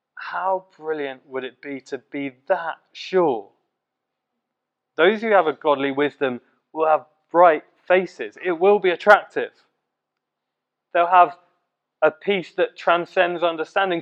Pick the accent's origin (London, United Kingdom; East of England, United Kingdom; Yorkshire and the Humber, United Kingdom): East of England, United Kingdom; Letchworth; Letchworth, my hometown, and Baldock, um, the town of my school